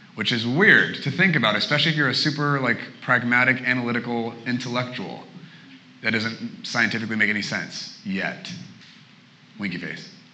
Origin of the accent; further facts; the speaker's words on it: Portland, Oregon, United States; moved away as an adult; now in Redding, United States; I'm originally from Portland, Oregon.